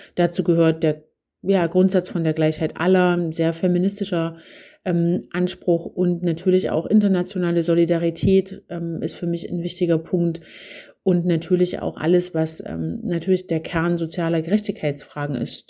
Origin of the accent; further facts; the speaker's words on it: Zwickau district, Saxony, Germany; mein Aufwachsen auf dem Land in äh, Sachsen. Ähm, ich komme aus dem Zwickauer Land